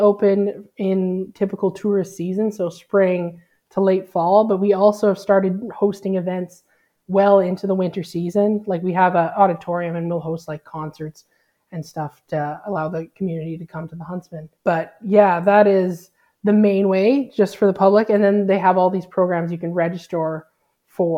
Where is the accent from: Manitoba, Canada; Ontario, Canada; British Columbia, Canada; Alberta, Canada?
Alberta, Canada; moved away as an adult; now in New Brunswick, Canada; I grew up in Alberta and that's where I did my PhD